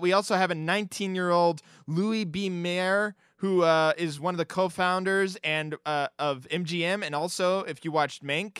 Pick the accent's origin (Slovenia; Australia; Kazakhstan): Australia; accent: Australian; now in United States; Sorry, every moment I live here in America, I lose my Australian accent.